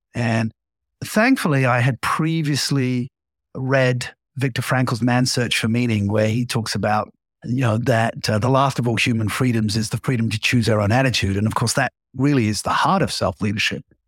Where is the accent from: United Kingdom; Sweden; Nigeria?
United Kingdom; England; growing up uh, as an Englishman